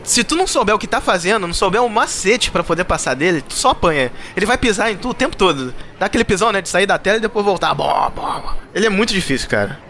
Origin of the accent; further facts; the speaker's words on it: Rio de Janeiro, Brazil; eu sou carioca